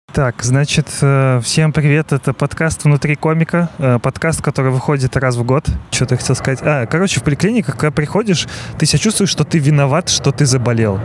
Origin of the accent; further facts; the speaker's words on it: Belarus; now in Russia; я белорус и живу в России